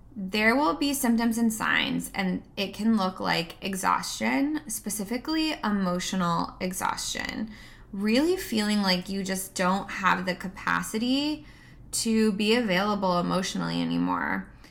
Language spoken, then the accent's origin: English; United States